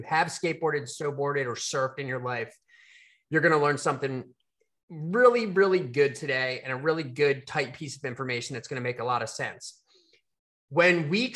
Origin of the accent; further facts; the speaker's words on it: Baltimore, Maryland, United States; we're Baltimore people